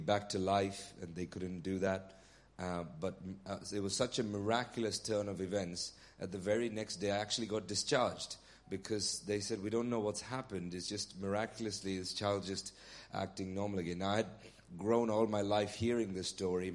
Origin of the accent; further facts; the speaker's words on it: Nigeria; now in Bury St Edmunds, United Kingdom; I was born in Nigeria